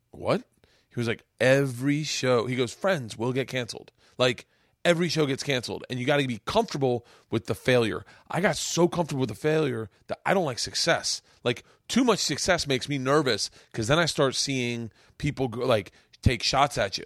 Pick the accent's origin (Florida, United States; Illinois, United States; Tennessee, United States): Florida, United States; moved away; I grew up in Florida